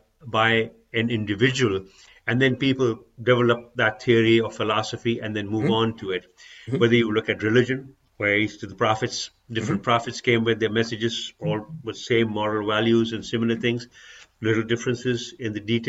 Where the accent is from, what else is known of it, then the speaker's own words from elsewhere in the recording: Pakistan; moved away; I'm originally from Pakistan